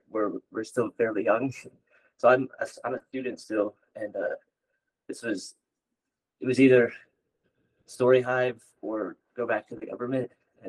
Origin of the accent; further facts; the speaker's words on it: Yellowknife, Northwest Territories, Canada; born there; also born or lived in Liverpool, Nova Scotia / Bridgewater, Nova Scotia; Mi'kmaq, and so I was born in Yellowknife. It was the closest, I guess.